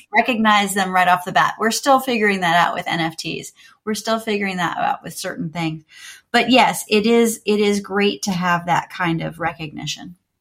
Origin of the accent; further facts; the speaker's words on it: Jacksonville, Florida, United States; moved away; I grew up in Jacksonville, Florida